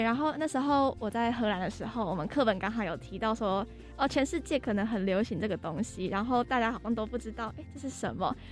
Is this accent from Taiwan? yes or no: yes; Taiwan; 我们台湾